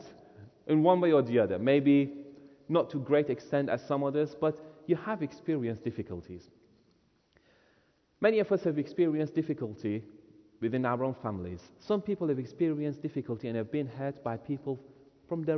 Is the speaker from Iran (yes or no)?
yes; Iran; moved away; I was born in Iran, grew up there, came to Christ there